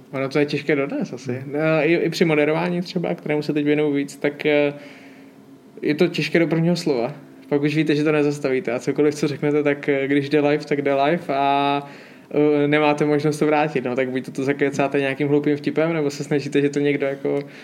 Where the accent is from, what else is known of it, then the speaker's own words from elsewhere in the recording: Hodonín District, South Moravian Region, Czechia; na Hodonínsku, odkud pocházím